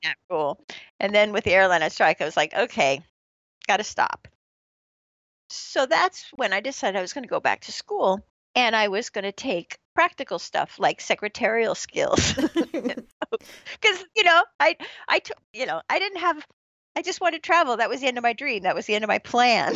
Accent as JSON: {"language": "English", "area": "San Francisco Bay Area", "region": "California", "country": "United States", "tie": "born or raised there", "also_born_or_lived": "Corvallis, Oregon / South Korea / Los Angeles", "moved": "as an adult"}